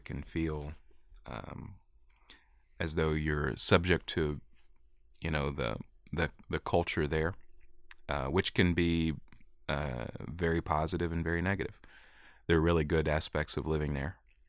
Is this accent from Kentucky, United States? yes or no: yes; Jackson County, Kentucky, United States; also born or lived in Whitesburg, Kentucky; In Jackson County, Kentucky. tobacco farm.